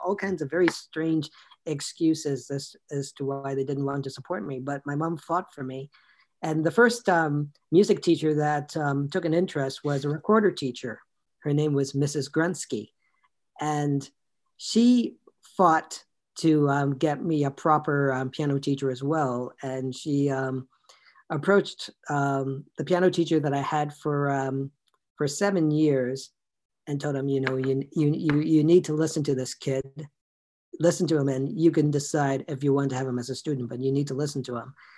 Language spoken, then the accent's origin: English; Toronto, Ontario, Canada; born and raised in Toronto